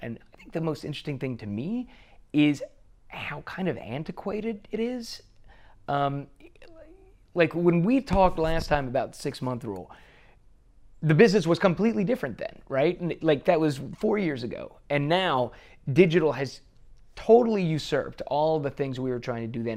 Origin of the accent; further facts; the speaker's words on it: Bossier City, Louisiana, United States; moved away; I grew up in Bossier City, and, uh, Shreveport is our big city right next door